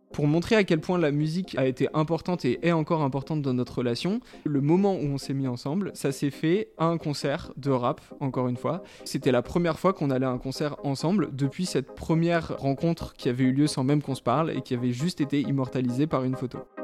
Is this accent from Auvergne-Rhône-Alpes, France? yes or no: no; Fontenay-sous-Bois, Île-de-France, France; now in Paris, France; j'ai 26 ans et j'ai grandi à Fontenay-sous-Bois, maintenant je suis à Paris